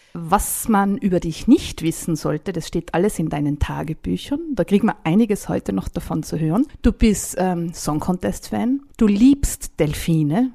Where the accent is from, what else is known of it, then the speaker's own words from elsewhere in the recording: Tyrol, Austria; Bei uns in Tirol